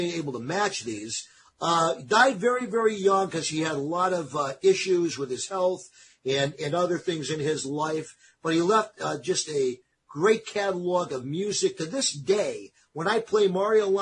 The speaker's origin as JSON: {"language": "English", "region": "East Coast", "country": "United States", "tie": "born or raised there", "moved": "yes", "said": "where I grew up back on the East Coast"}